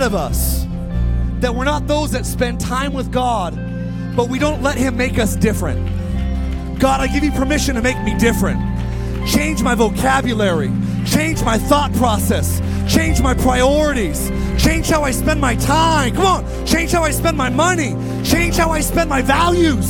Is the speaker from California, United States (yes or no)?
yes; Palmdale, California, United States; also born or lived in Lancaster, California; I was raised in Palmdale and Lancaster, California